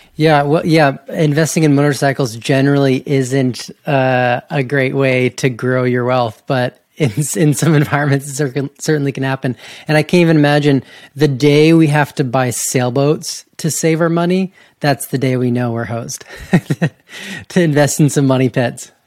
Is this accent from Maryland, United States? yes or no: no; Georgia, United States; I grew up in Georgia